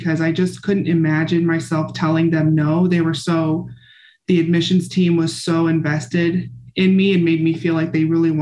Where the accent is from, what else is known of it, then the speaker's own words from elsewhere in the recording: Bloomfield, Nebraska, United States; I grew up in a small town called Bloomfield, Nebraska